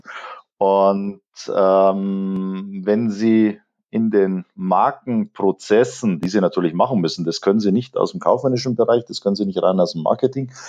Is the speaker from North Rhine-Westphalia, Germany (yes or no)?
no; Munich, Bavaria, Germany; als Münchner